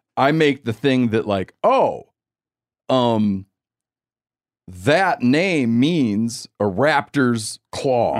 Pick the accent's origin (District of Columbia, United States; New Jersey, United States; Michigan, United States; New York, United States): Michigan, United States; moved away; also born or lived in Montana; I grew up in Michigan